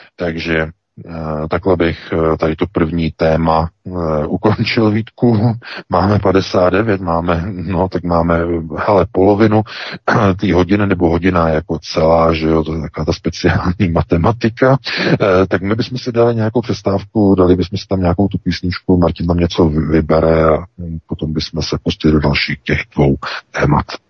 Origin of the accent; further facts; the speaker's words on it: Czechia; now in Germany; my Češi